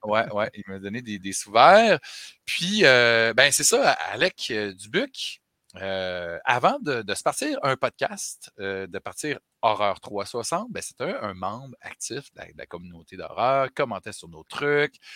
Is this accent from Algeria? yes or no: no; Chicoutimi, Quebec, Canada; moved away; je viens de Chicoutimi